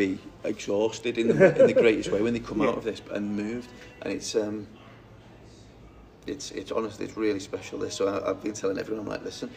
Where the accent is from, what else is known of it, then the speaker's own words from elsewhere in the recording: Newton-le-Willows, North West England, United Kingdom; I come from Newtony Willows, which is where Gold Parkside Colliery, one of the most profitable and biggest collieries in the UK